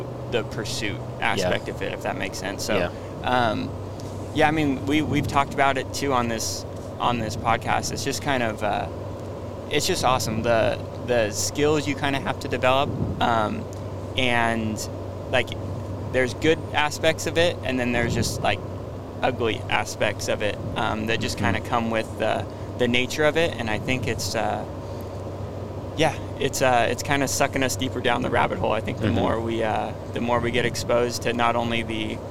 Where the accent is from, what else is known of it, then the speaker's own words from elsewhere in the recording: Sacramento, California, United States; I'm from Sacramento, California.